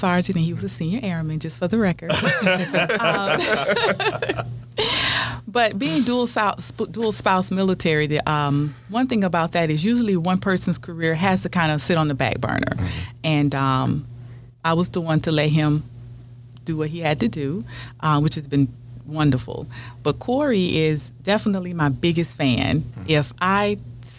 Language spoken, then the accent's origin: English; Montgomery, Alabama, United States; moved away as an adult; also born or lived in Florida / Washington, D.C.; now in West Virginia, United States; I'm originally from Florida. Was raised in Montgomery, Alabama